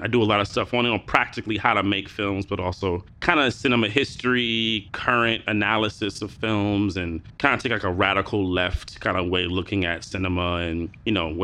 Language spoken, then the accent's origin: English; New York, United States; I was born and raised here in New York